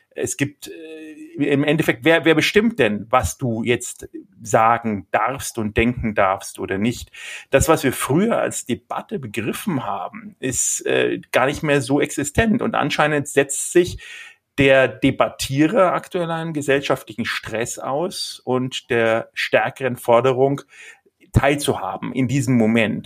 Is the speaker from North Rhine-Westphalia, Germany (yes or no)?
no; Nuremberg, Bavaria, Germany; ich bin Nürnberger, bin in Nürnberg geboren